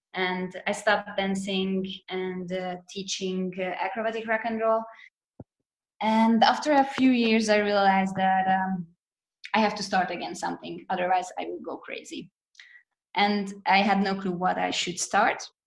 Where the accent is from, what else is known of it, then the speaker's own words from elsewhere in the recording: Hungary; moved away as an adult; now in Zurich, Switzerland; I'm originally from Hungary. I lived there till I was about 25.